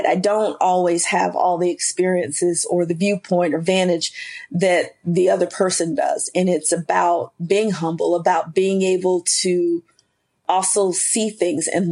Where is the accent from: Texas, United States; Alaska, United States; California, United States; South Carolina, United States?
South Carolina, United States; Spartanburg; also born or lived in Sherrill, South Carolina; I am originally from South Carolina, born in a small town called Sherrill, South Carolina, but raised in Spartanburg